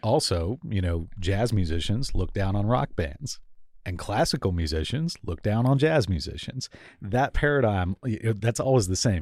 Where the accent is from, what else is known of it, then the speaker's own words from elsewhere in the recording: Miami, Florida, United States; moved away as an adult; also born or lived in Tallahassee, Florida / Atlanta, Georgia; now in Seattle, United States; I grew up in Miami, Florida.